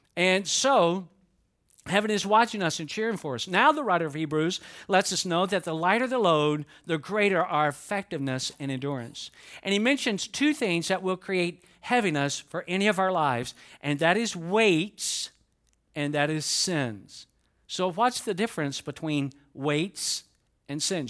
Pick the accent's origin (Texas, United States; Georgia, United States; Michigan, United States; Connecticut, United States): Georgia, United States; Atlanta; growing up in Atlanta